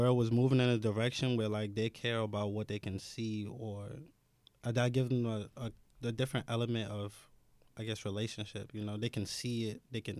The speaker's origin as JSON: {"language": "English", "town": "New York City", "region": "New York", "country": "United States", "tie": "born or raised there", "said": "I was born in Brownsville. Like, I lived in Brownsville for, like, 20 years. Yeah, 20 years."}